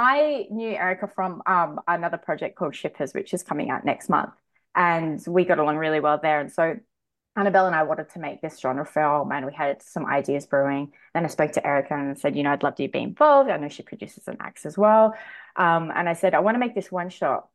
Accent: Sydney, New South Wales, Australia; I'm from Western Sydney

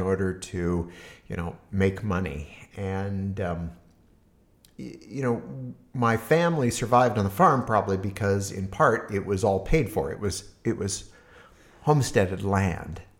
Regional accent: Harvard, Nebraska, United States; also born or lived in Hastings, Nebraska; now in Berkeley, United States; Uh, grew up in a small town called Harvard, Nebraska.

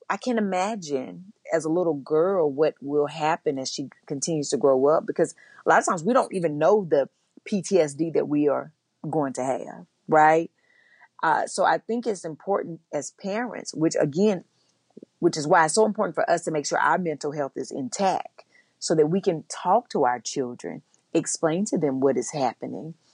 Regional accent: the South, United States; And for me, growing up in the South, it wasn't even just the police officers.

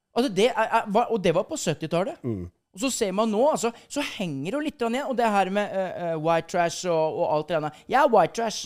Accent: Skjeberg, Østfold, Norway; født eh, by the border, by the Sweden border, i, eh, mellom Halden og Sarpsborg, Skjeberg. Der er der jeg kommer ifra

